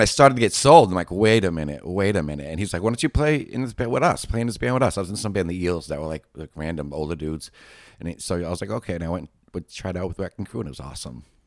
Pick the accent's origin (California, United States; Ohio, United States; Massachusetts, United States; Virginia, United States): Massachusetts, United States; Boston; moved away; also born or lived in Miami; I'm Boston proper